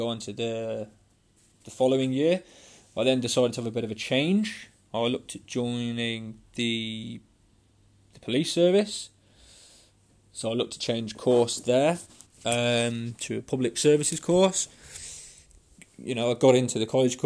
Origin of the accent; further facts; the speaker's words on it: Coventry, West Midlands, United Kingdom; born and bred in Coventry in the UK